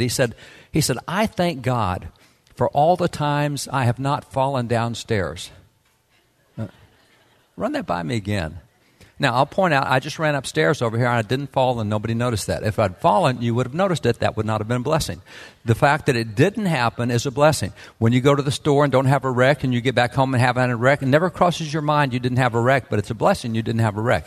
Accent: Texas, United States; I am a cowboy from Texas

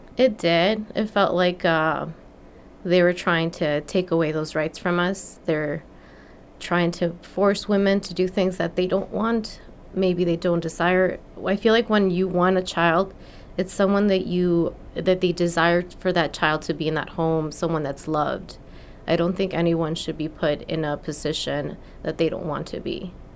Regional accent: Mexico; moved away as an adult; now in California, United States; I was born in Mexico

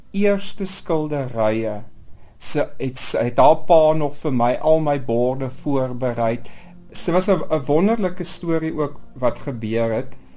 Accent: southern Namibia, Namibia; ek kom eintlik maar van Namibië af en ek bedoel ek kom in die suide van Namibië

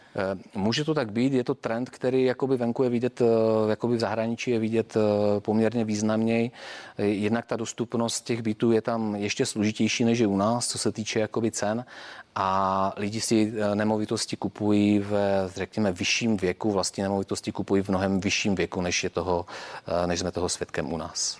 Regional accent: Czechia; pro nás, jakoby pro Čechy

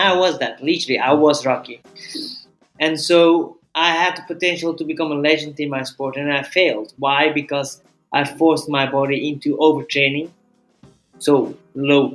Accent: Belgium; moved away; I'm originally from Belgium, but I have been traveling the world for a long time now.

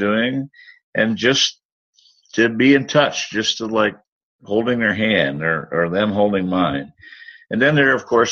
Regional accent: United States; my home country, the United States

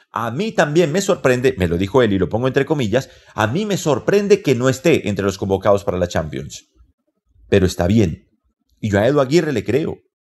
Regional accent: Colombia; como colombiano, como periodista

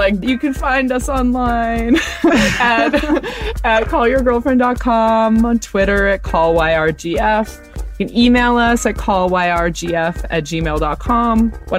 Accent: Iowa, United States; moved away; I am from Iowa. I have like family in various cities in Iowa

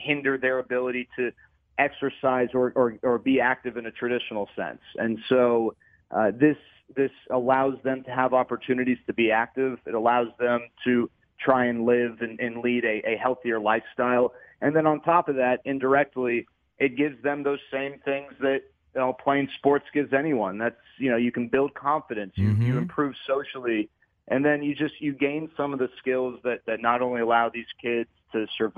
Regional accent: Dallas, Texas, United States; I grew up in Dallas

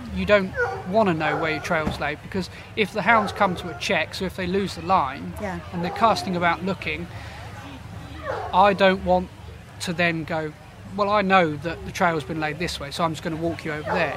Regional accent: Portsmouth, South East England, United Kingdom; a Pompey boy, so I grew up in Portsmouth.

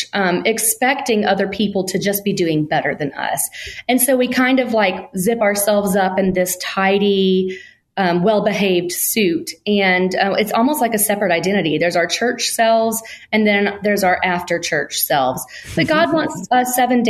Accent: Alabama, United States; I was born and raised in Alabama.

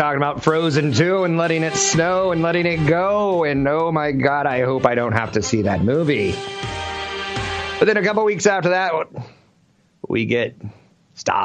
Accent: Minnesota, United States; I'm from Minnesota

